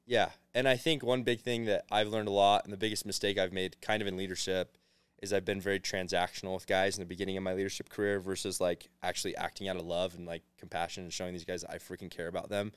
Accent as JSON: {"language": "English", "region": "Arizona", "country": "United States", "moved": "as an adult", "lives_now": "Provo, United States", "said": "I'm from Arizona originally"}